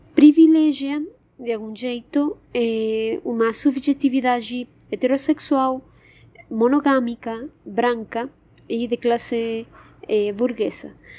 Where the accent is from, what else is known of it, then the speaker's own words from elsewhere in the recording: Argentina; Portuguese is a second language; moved away as an adult; now in São Paulo, Brazil; vocês saberán pelo meu sotaque, eu sou argentina, mas moro já faz quatro anos e meio aqui no, no Brasil, no São Paulo.